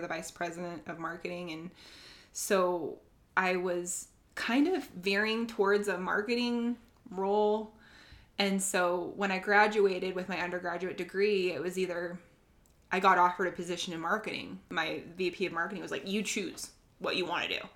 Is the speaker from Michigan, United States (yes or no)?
no; Sandy, Utah, United States; also born or lived in Cottonwood Heights, Utah; now in Draper, United States; I've grown up in Utah my whole life